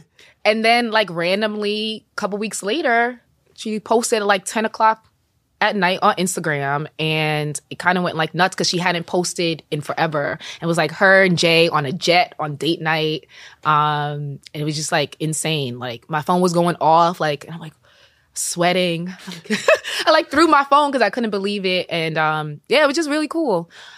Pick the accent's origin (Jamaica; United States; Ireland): Jamaica; I'm Jamaican. So I used to watch the dancehall videos as a kid with the family, like at the dance, you know.